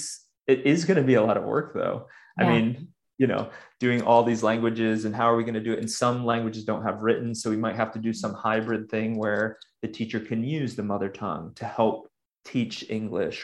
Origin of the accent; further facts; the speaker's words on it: United States; moved away as an adult; also born or lived in Sudan; I left the US almost soon after I finished college. So I realized after I got back that I haven't really lived in my home country as an adult